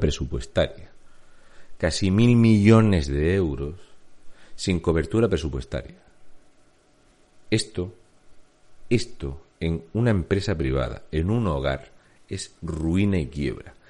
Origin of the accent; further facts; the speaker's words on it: Region of Murcia, Spain; un murciano encabronado